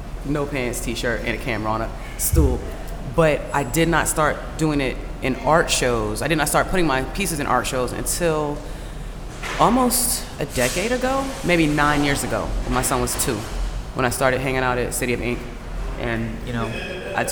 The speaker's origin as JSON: {"language": "English", "region": "Mississippi", "country": "United States", "tie": "born or raised there", "moved": "yes", "lives_now": "Atlanta, United States", "said": "where I grew up. I'm from Mississippi"}